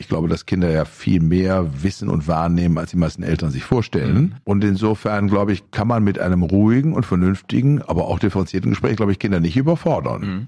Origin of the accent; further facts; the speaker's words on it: Germany; bei uns in Deutschland